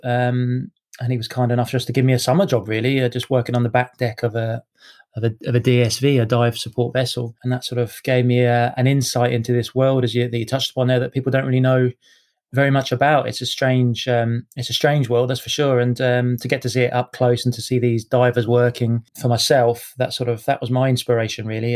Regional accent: Cambridge, East of England, United Kingdom; also born or lived in Edinburgh; now in Scotland, United Kingdom; I was uh, yeah born in born in Edinburgh, so technically a Scotsman. But um, yeah, I grew up in Cambridge

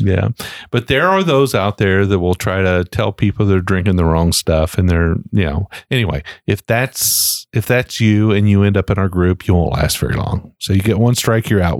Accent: Shelby County, Kentucky, United States; we're from Shelby County. I'm from Shelby County.

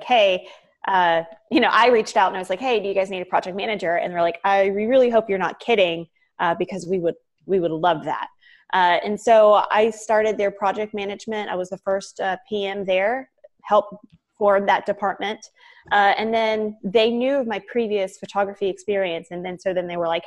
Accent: Savannah, Georgia, United States; also born or lived in Atlanta, United States / Miami, United States; I grew up in Savannah

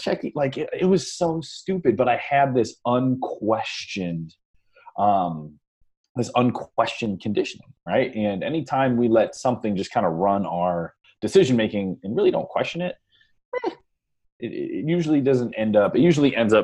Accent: Ohio, United States; I'm from Ohio

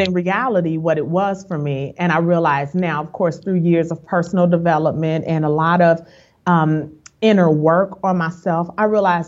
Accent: Chicago, Illinois, United States; moved away as an adult; now in Dallas, United States; I'm originally from Chicago, a Chi-Town girl, but we moved here in 2010.

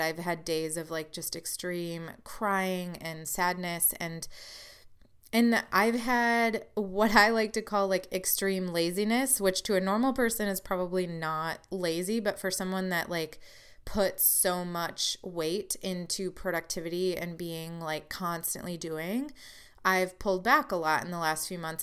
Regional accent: Wisconsin, United States; now in Illinois, United States; I'm from Wisconsin

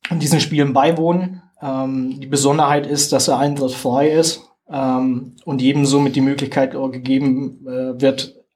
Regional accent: Germany; Jetzt hört man ja an meinem Dialekt, dass ich jetzt nicht unbedingt hier

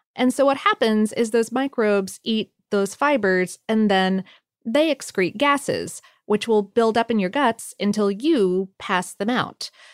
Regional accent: Ohio, United States; growing up in Ohio

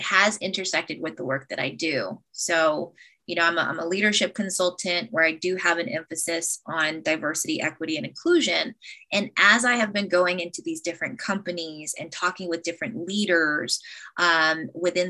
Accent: United States; I'm half Black and Filipino, and I'm an American

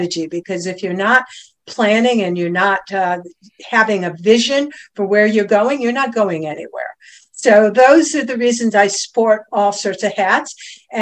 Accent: Cleveland, Ohio, United States; moved away as an adult; also born or lived in Boston, Massachusetts; now in Stuart, United States; born and raised in Cleveland, Ohio. I've spent most of my adult life in Boston, currently living in Stuart, Florida.

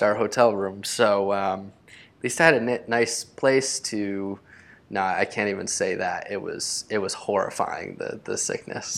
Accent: United States; also born or lived in Costa Rica; especially in our own country, in the United States

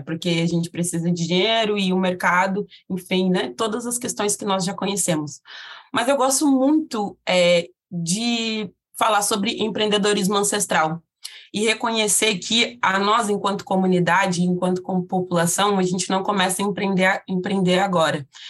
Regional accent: South Region, Brazil; eu sou uma mulher negra de pele retinta localizada no sul do país

